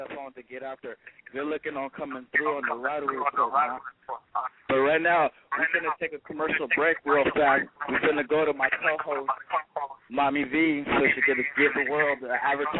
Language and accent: English; West Coast, United States; I'm from the West Coast